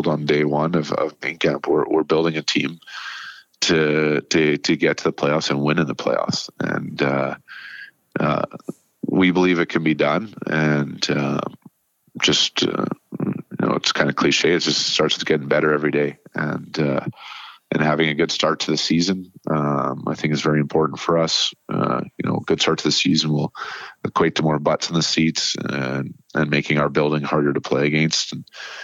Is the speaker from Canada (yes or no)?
yes; Nanaimo, British Columbia, Canada; moved away; I was, again, just 24 years old in my hometown, coaching 20-year-olds